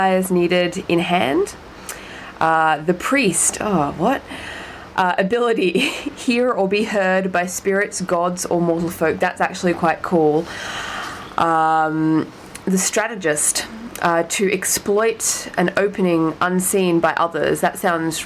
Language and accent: English; Australia; I am an Australian